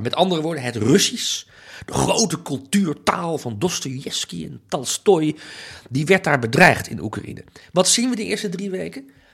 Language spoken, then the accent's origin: Dutch; Amsterdam, North Holland, Netherlands; ik ben Nederlander, ik voel me ook een Nederlandse patriot. En dat is toch vooral bij mij, denk ik, gevoed door, oké, Amsterdam, dat voelen me ook, Amsterdammer